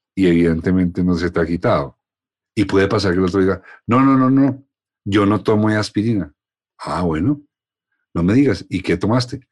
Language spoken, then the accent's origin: Spanish; Colombia; Así somos los colombianos